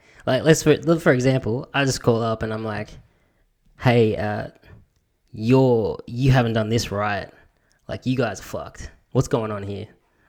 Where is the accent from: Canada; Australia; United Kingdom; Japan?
Australia; Bankstown, New South Wales; also born or lived in Punchbowl; because I've grown up and so have you, growing up in Punchbowl and Bankstown, there's a certain way of talking to people.